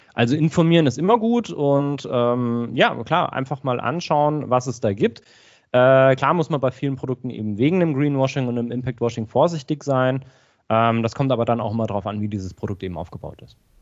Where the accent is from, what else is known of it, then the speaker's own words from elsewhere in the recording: Aschaffenburg, Bavaria, Germany; now in Augsburg, Germany; Ich komme ursprünglich aus Aschaffenburg in Unterfranken, also in der Nähe von Frankfurt, aber ich äh, lebe mittlerweile in äh, Augsburg